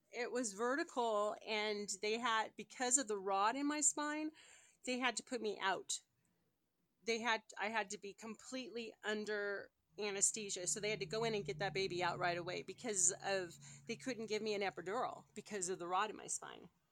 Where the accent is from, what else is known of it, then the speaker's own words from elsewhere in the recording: California, United States; also born or lived in Colorado; now in Denver, United States; I grew up in California